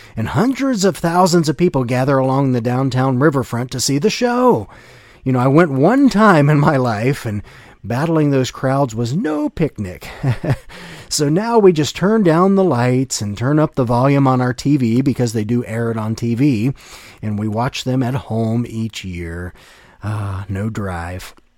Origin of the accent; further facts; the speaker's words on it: United States; growing up in the United States, I have a vivid memory of celebrating our nation's independence